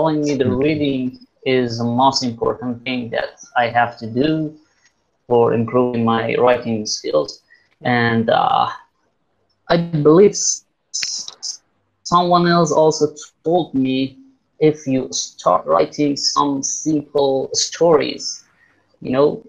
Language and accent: English; Iran; I'm from Iran.